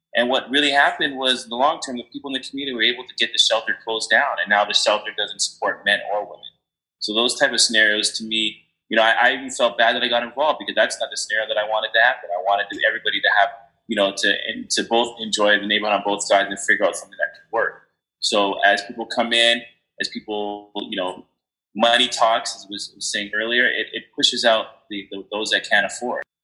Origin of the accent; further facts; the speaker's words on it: Canada; I'm originally from Canada, born in Canada.